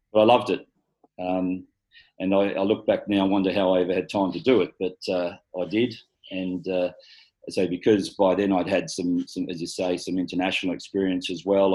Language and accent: English; Galston, New South Wales, Australia; also born or lived in Hornsby; I was born in Hornsby Hospital. I was schooled in Galston Primary, Galston High